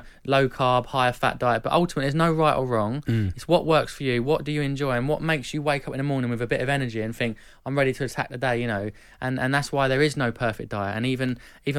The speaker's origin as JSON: {"language": "English", "town": "Epsom", "region": "South East England", "country": "United Kingdom", "said": "I'm from Epsom, and we used to go to Kingstonian and watch them play"}